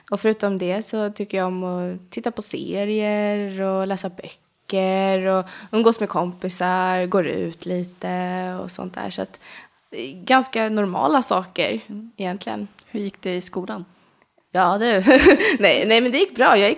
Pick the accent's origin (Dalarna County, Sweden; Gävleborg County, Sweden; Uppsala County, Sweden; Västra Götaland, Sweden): Uppsala County, Sweden; Bålsta; Är du född och uppvuxen i Bålsta eller? Ja, alltid mm. bott där. Eh, förutom min pappa bodde ett litet tag in i Stockholm, men förutom mm. det så har det bara varit Bålsta på Nyhus. Ja, eller ja, jag har bott i hus i stort sett hela min uppväxt.